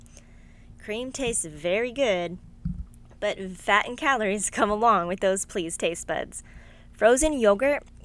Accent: Austin, Texas, United States; also born or lived in Denver, Colorado; I was born in Denver, Colorado, but I was raised in Austin, Texas

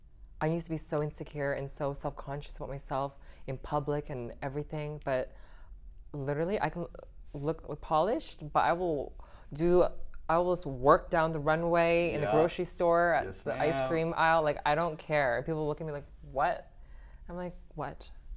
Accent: Canada; I'm Vietnamese. Vietnamese. Yeah, I was born in Canada, though.

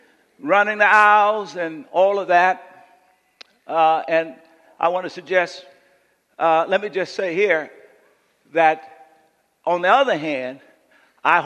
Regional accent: Coushatta, Louisiana, United States; growing up in Coushatta

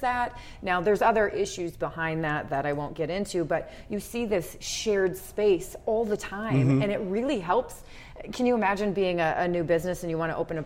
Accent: Rapid City, South Dakota, United States; moved away; I love to talk about my hometown

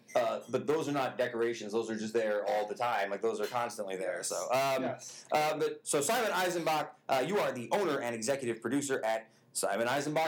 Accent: Utica, New York, United States; I love South Utica. I was a born and raised South Utica guy.

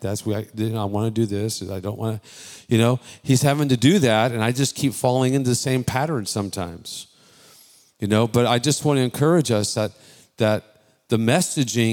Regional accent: Bay Area, California, United States; I'm born and raised in the Bay Area, not Texas

